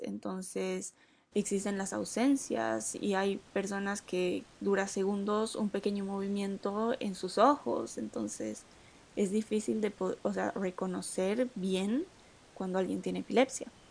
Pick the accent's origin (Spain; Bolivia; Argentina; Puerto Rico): Bolivia; en Bolivia, que es de donde soy